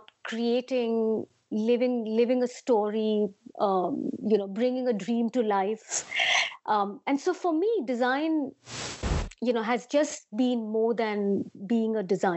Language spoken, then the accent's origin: English; Mumbai, Maharashtra, India; now in London, United Kingdom; I'd love to say I'm a Bombay girl because I was born in Bombay. Most of my growing years was about embodying the spirit of whatever Bombay stands for